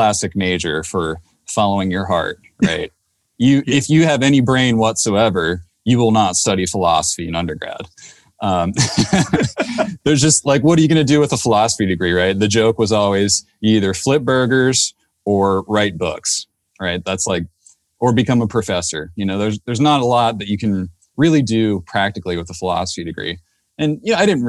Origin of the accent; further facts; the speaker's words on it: Maryland, United States; moved away as an adult; also born or lived in Davis, California; now in Santa Cruz County, United States; I had just moved to Davis, California from the East Coast where I grew up in Maryland